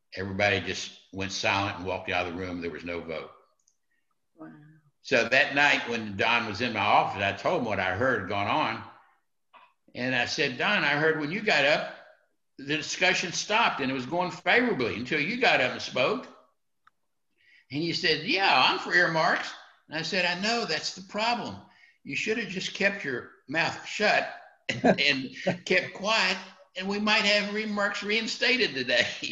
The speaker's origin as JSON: {"language": "English", "region": "West Virginia", "country": "United States", "said": "West Virginia, West Virginia, my home state"}